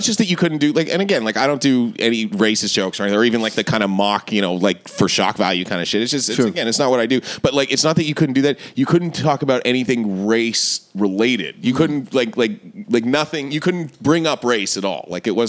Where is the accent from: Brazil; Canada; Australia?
Canada; Toronto, Ontario; moved away as an adult; also born or lived in St. John's, Newfoundland; I grew up in Toronto.